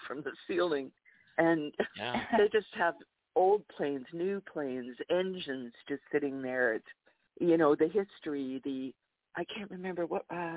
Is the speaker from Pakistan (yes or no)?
no; Canada; I'm from Canada